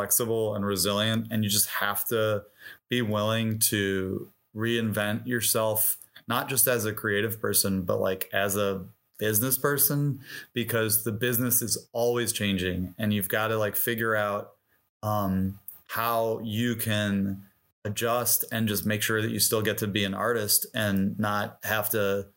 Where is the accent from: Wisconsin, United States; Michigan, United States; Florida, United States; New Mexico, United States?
Michigan, United States; Detroit; moved away as an adult; also born or lived in Bloomington, Indiana; I grew up in Detroit